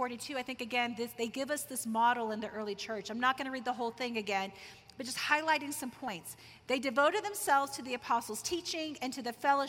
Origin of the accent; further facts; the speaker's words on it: Tulsa, Oklahoma, United States; I grew up in Tulsa, Oklahoma, Bible Belt of the U.S.